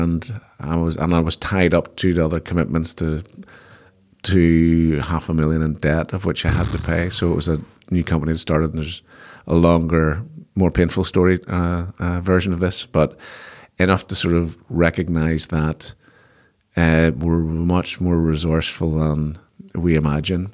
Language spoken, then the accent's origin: English; Belfast, Northern Ireland, United Kingdom; I'm from Belfast